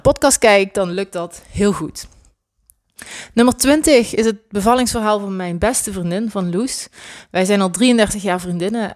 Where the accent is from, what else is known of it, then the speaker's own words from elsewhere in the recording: Swalmen, Limburg, Netherlands; ik woon nog steeds hier in ons geboortedorp, Zwalmen, in Limburg